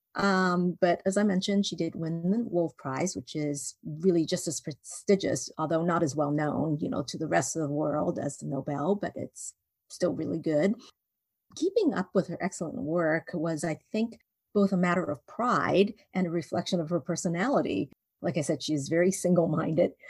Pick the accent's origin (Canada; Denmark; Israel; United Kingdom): Canada; Vancouver, British Columbia; moved away as an adult; also born or lived in Hong Kong; now in Indiana, United States; I was born in Hong Kong and then I was raised in Vancouver. And then I got married and moved to the United States. Um, and now I live in Indiana